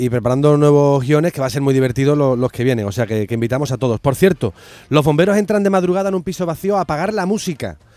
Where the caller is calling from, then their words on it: Málaga, Andalusia, Spain; de Málaga.